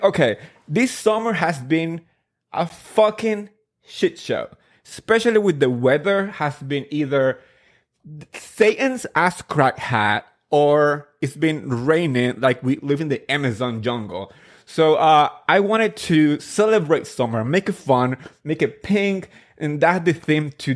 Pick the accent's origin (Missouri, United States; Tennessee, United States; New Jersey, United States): New Jersey, United States; Jersey girls gotta stick together